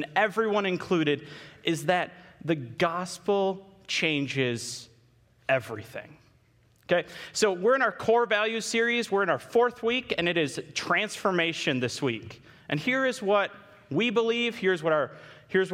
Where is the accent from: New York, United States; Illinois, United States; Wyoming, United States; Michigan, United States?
Michigan, United States; Holland; I grew up in Holland my entire life. I went all the way to Hope College for school.